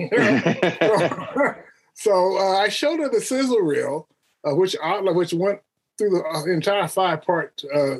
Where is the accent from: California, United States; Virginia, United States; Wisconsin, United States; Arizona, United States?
Arizona, United States; Phoenix; moved away as an adult; also born or lived in Detroit / New York; now in Baton Rouge, United States; I grew up in Phoenix, Arizona.